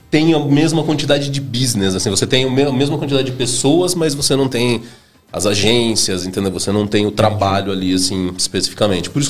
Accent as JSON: {"language": "Portuguese", "town": "Campinas", "region": "São Paulo", "country": "Brazil", "tie": "born or raised there", "said": "Na verdade, eu nasci em São Paulo, né? E aí meus pais mudaram para Campinas, sei lá, eu devia ter uns 4 anos de idade, assim, mais ou menos. Então eu acabei crescendo lá em Campinas"}